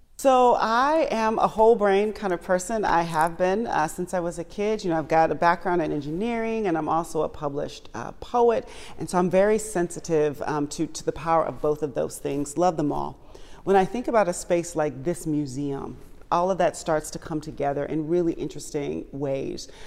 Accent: Washington, District of Columbia, United States; I was born and raised in the Washington, D C area

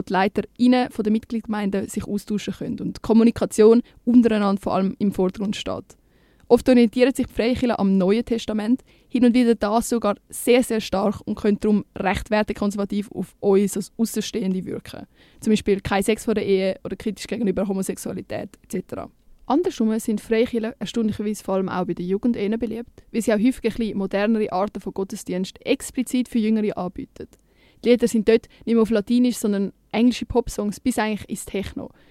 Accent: Winterthur, Zurich, Switzerland; Bei uns Zwinti

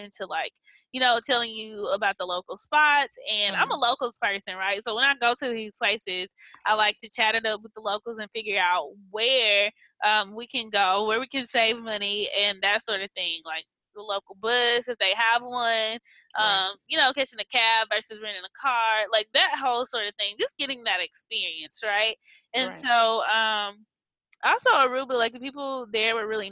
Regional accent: Mississippi, United States; moved away; also born or lived in New Orleans; I'm from Mississippi originally

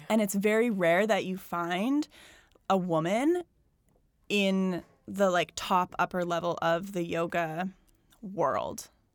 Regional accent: Calgary, Alberta, Canada; now in Toronto, Canada; I grew up in Calgary, which is, like, suburbville, like, forever.

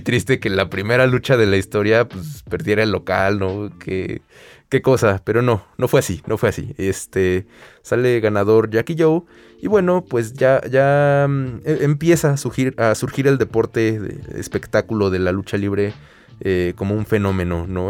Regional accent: Mexico

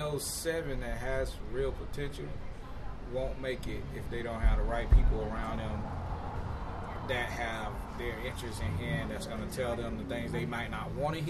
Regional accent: Tallahassee, Florida, United States; I'm from Tallahassee

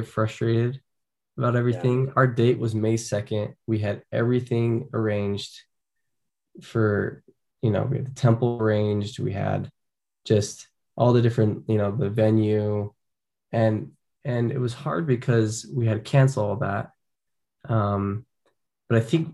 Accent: Orem, Utah, United States; I'm from Orem. It's a town not far away. I grew up here.

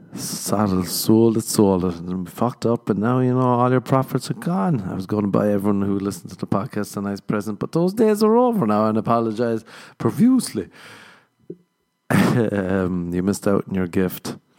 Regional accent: Ireland; moved away as an adult; now in Los Angeles, United States; I'm Irish. We got that shame growing up

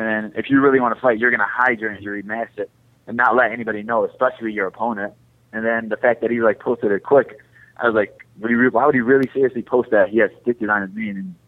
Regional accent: Chicago, Illinois, United States; I'm from Chicago

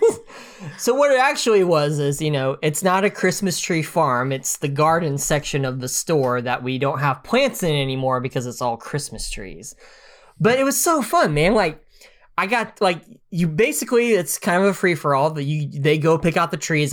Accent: United States; being American

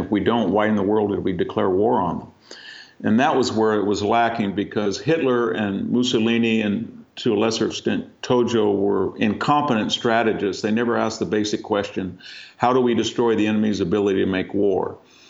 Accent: United States; we being the Americans

